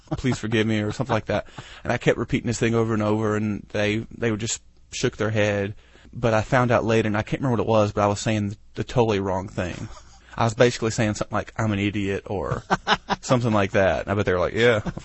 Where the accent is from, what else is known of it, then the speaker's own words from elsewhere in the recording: United States; being American